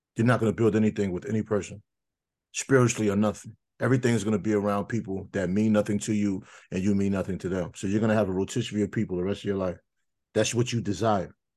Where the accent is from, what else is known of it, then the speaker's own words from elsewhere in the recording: New York, United States; I grew up in New York